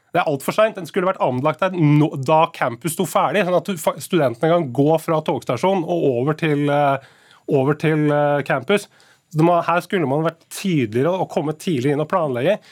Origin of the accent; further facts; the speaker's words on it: Nesodden, Akershus, Norway; jeg kommer jo sjøl, jeg kommer fra Nesodden.